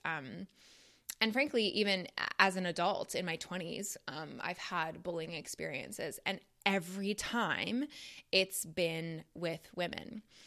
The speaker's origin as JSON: {"language": "English", "town": "Toronto", "region": "Ontario", "country": "Canada", "tie": "born or raised there", "moved": "as an adult", "lives_now": "United States", "said": "growing up in Toronto"}